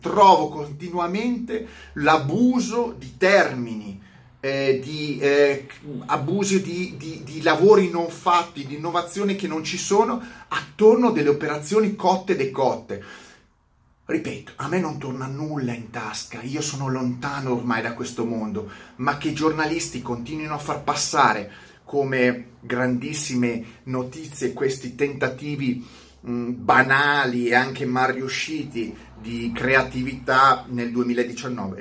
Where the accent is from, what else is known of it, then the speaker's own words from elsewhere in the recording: Milan, Lombardy, Italy; essendo milanese